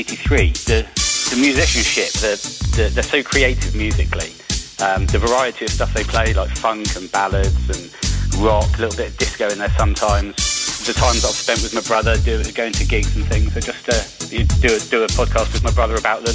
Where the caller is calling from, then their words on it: Hythe, South East England, United Kingdom; I'm calling from Hive, near Southampton.